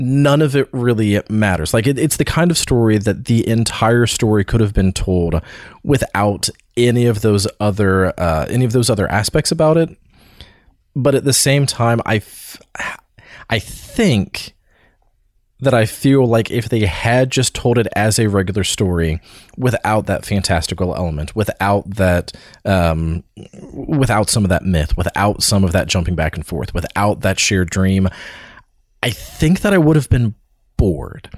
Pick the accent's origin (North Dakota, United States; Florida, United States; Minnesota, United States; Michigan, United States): Florida, United States; I grew up in Florida